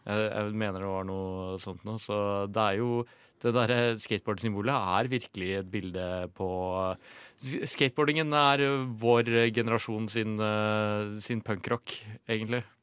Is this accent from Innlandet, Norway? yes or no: yes; Ringebu, Innlandet, Norway; jeg er jo fra Ringebu i Gudbrandsdalen